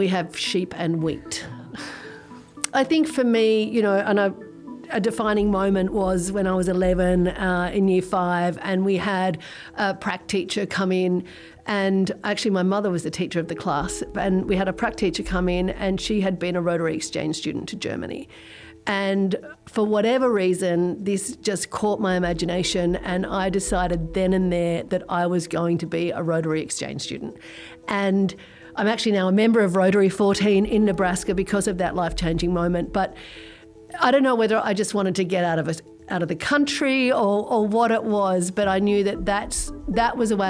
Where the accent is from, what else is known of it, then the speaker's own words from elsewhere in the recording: Australia; also born or lived in Sydney; I was born in Sydney at the Crown Street Women's Hospital in Paddington. I grew up in Australia. I didn't grow up in Sydney, actually. I grew up in the bush.